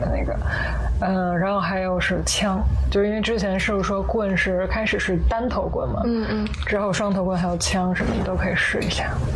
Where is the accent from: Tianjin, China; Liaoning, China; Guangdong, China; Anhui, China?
Tianjin, China; moved away as an adult; now in Hong Kong; 我是天津人